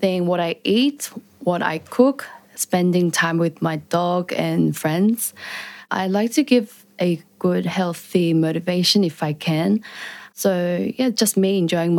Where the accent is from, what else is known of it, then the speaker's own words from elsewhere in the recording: Australia; Growing up in Australia as Korean-Australian